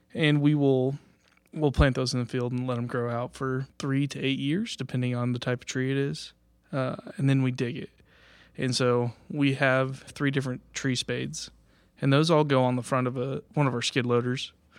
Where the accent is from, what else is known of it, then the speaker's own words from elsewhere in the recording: Washington, Kansas, United States; I'm from the area. I'm up from Washington, uh, Kansas, so just about an hour north of here.